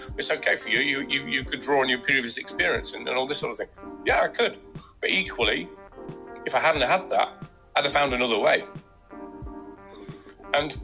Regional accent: Nottingham, East Midlands, United Kingdom; now in Exmouth, United Kingdom; where I grew up in Nottingham

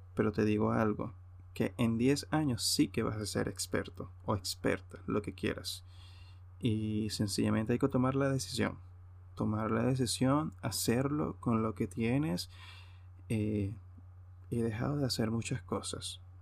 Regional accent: Hacienda Santa Teresa, Aragua, Venezuela; moved away as an adult; now in Europe; la hacienda Santa Teresa en el Consejo Estado Aragua, mi tierra natal

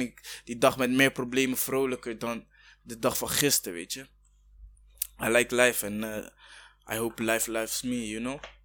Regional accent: Rwanda; now in Netherlands; ik kom uit Rwanda, weet je, ik ben ook Afrikaan

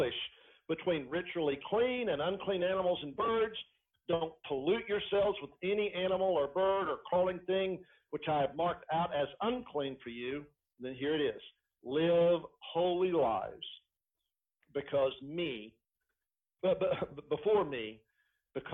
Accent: Elizabethton, Tennessee, United States; the little town that I grew up in Elizabethton, Tennessee

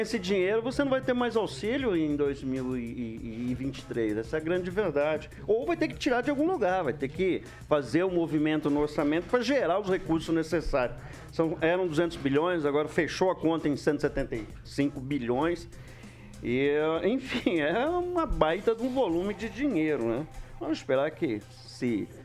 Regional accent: Alvoradão, Paraná, Brazil; A gente cresceu no Alvoradão ali

